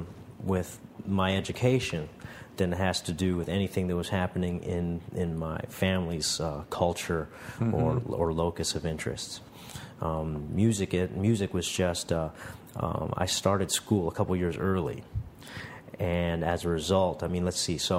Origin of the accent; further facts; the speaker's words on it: Southern California, United States; also born or lived in Long Beach, California; I grew up in Southern California